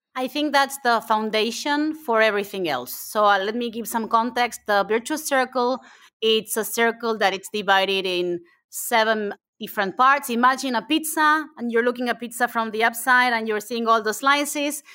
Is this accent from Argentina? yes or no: yes; Argentina; English is a second language; moved away as an adult; I am from Argentina, I am an immigrant.